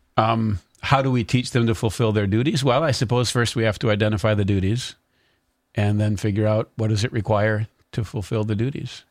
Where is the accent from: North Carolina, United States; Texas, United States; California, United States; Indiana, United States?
North Carolina, United States; also born or lived in Concord, North Carolina; we're from North Carolina.